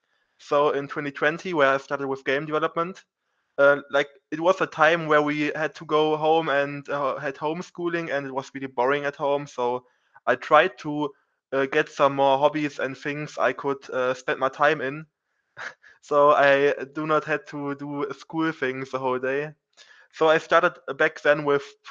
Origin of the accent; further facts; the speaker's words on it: Germany; I'm from Germany